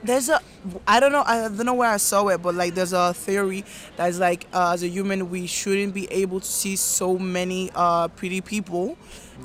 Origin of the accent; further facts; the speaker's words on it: Nigeria; I'm Nigerian